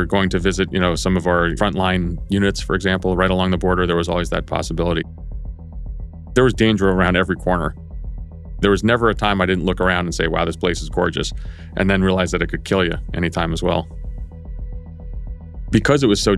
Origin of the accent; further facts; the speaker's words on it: Greece; now in United States; I was born in Greece